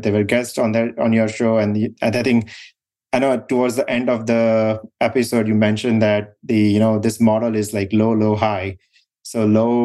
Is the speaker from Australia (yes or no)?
no; India; moved away as an adult; now in United States; So we grew up in India